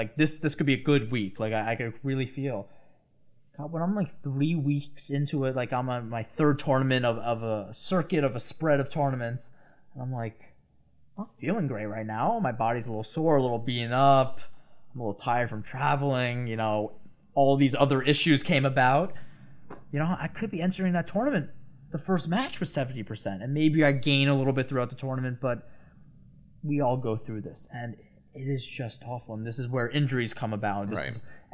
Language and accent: English; Long Island, New York, United States; I'm from Long Island